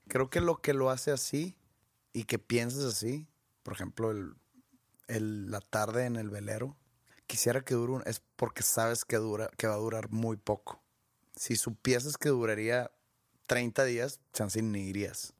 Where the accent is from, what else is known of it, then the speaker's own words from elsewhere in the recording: Mexico; yo, como mexicano